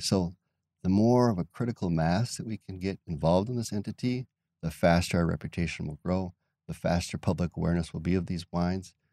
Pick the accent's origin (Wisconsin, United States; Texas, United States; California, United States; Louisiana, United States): Wisconsin, United States; De Pere; also born or lived in Green Bay / Kewaunee County; now in Door County, United States; I grew up in DePere